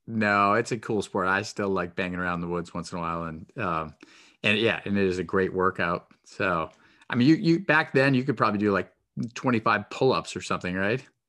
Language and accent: English; New Hampshire, United States; moved away; I grew up in New Hampshire, and then when I went away to school, people would tease me so much for my accent.